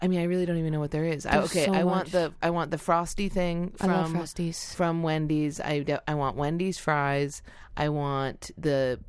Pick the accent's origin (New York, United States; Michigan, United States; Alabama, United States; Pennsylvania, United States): New York, United States; Ithaca; I grew up in Ithaca